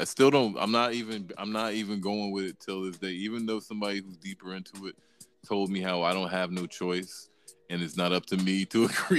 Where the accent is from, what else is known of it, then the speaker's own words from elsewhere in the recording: Maryland, United States; also born or lived in Atlanta, Georgia; I grew up out here in Maryland, outside of D.C.